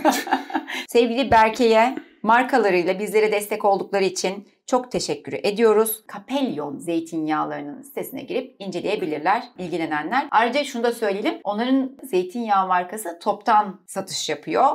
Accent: Mediterranean Region, Turkey; Akdenizliyim abi ben

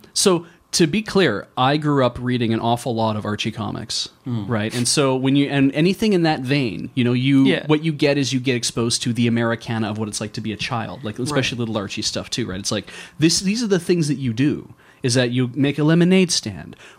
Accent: Medicine Hat, Alberta, Canada; I grew up in Medicine Hat

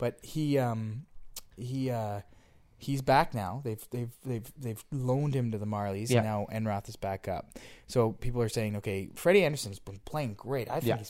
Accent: Montreal, Quebec, Canada; moved away; we grew up in Montreal. I grew up in Montreal.

